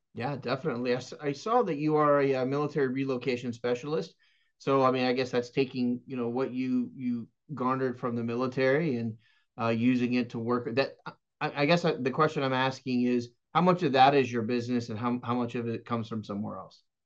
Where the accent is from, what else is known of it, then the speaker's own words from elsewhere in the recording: Texas, United States; now in West Palm Beach, United States; I was born and raised in Texas